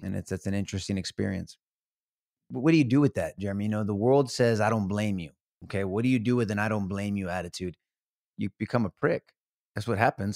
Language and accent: English; San Antonio, Texas, United States; San Antonio, all my life, homegrown